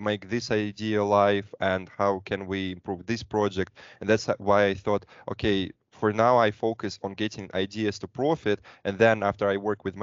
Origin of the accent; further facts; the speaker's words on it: Moscow, Russia; I'm from Moscow, Russia, studied in a couple of countries